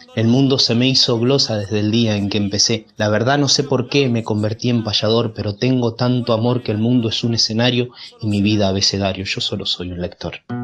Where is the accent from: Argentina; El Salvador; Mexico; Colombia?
Argentina; Santa Rosa, La Pampa; soy payador de Santa Rosa La Pampa